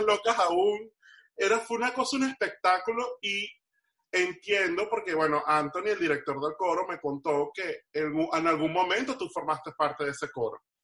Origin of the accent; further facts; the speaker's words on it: Venezuela; now in Miami, United States; Rudy y yo, que venimos de Venezuela